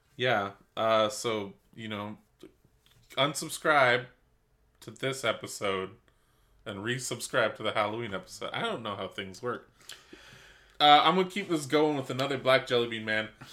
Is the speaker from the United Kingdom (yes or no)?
no; Canada; we're Canadian